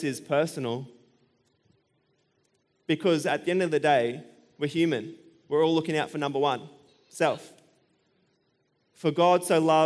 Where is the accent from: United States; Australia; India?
Australia; I'm an Australian